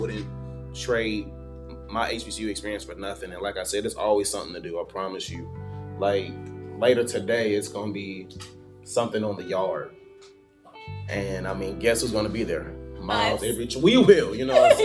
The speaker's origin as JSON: {"language": "English", "town": "Riverdale", "region": "Georgia", "country": "United States", "said": "I am from Riverdale, Georgia, Clay County"}